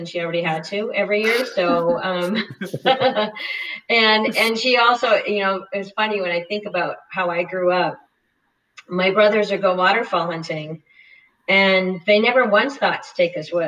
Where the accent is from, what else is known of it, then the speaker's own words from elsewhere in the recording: North Dakota, United States; I grew up in North Dakota on a cattle ranch, small grain farm